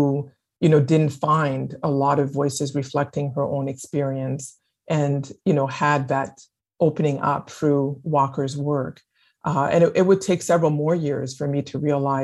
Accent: Winnipeg, Manitoba, Canada; first language French; English is a second language; moved away as an adult; also born or lived in Quebec City; now in United States; growing up in Winnipeg

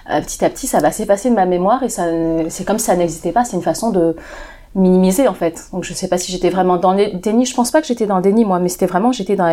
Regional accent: China; C'est des gens, moi je suis chinoise, donc les gens qui m'ont fait ça, c'est des gens de ma région qui, sont chinois aussi.

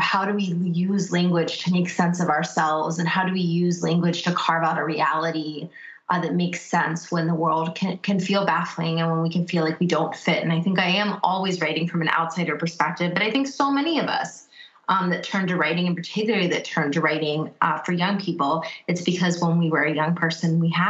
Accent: United States; born or raised there; first language English

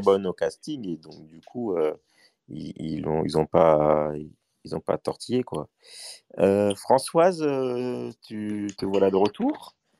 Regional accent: Mali; moi, je suis malien

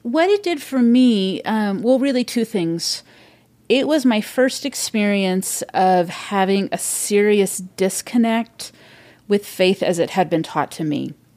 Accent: Modesto, California, United States; moved away as an adult; now in Seattle, United States; I grew up in California, Central California, Modesto

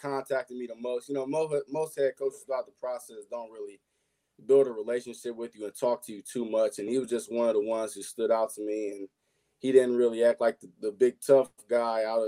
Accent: Cincinnati, Ohio, United States; my hometown, my select team, Cincinnati Spikes

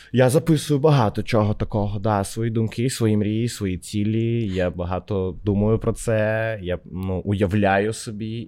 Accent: Odesa, Odesa Oblast, Ukraine; now in Kyiv, Ukraine; я з Одеси

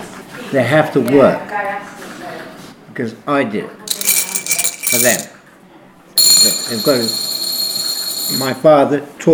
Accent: Southern Italy, Italy; also born or lived in Bedford; now in Cambridge, United Kingdom; I'm from Fodger. I arrived in 1957 in Bedford. My father and loads and loads from south of Italy worked in Bedford and Peterborough, working in bricks.

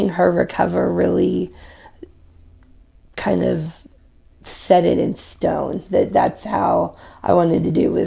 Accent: Jefferson City, Missouri, United States; moved away as an adult; now in Rolla, United States; I am originally from Jeff City

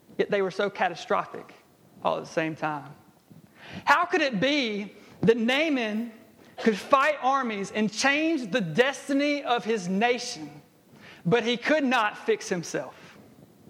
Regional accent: Jackson, Alabama, United States; I grew up in Jackson, Alabama

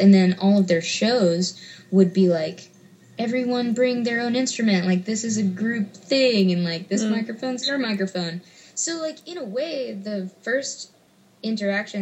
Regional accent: Memphis, Tennessee, United States; I grew up in Memphis

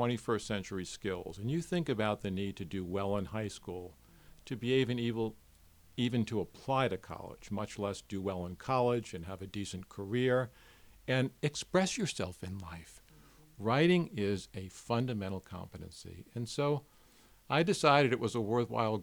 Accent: New York City, New York, United States; growing up in New York City and being a teenager in New York City in the 1960s

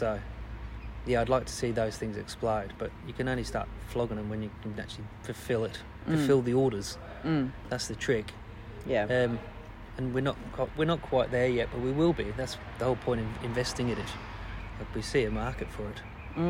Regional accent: United Kingdom; being British, you never expect good things happen to you.

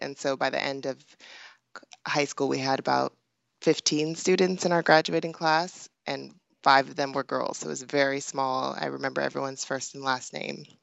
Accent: Pasadena, California, United States; also born or lived in Hollywood, California; I was born in Hollywood, California, and grew up in Pasadena

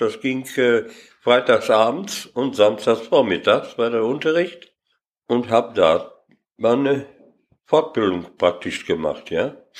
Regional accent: Lüdenscheid, North Rhine-Westphalia, Germany; geboren bin ich hier in Lüdenscheid und zwar in der Paulinenstraße

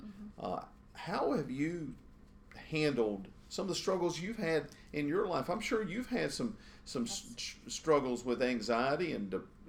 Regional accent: Gaston County, North Carolina, United States; I grew up here in Gaston County, Char

